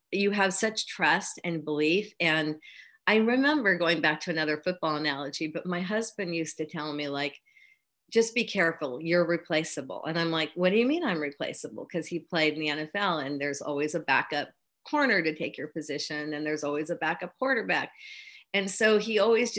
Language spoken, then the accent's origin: English; Northern California, United States; I was raised in Northern California